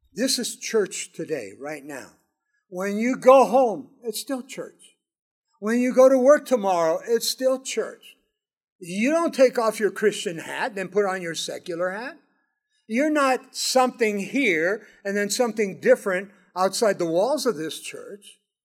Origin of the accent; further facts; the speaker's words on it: Southern California, United States; Mary and I grew up in Southern California